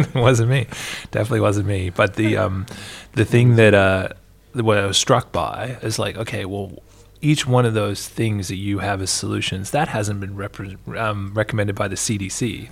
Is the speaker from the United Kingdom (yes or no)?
no; Canada; now in Australia; my home country